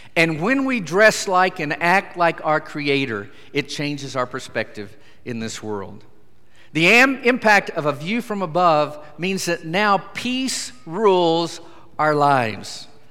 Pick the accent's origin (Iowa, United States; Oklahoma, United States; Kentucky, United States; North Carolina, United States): Oklahoma, United States; Idabel; I'm from southeastern Oklahoma